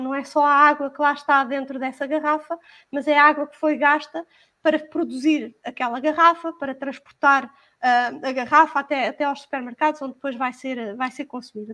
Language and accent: Portuguese; Portugal; nós portugueses